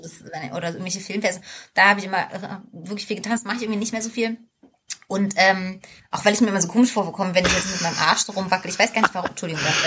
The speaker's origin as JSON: {"language": "German", "region": "East Germany", "country": "Germany", "said": "Ich komme ja aus dem Osten"}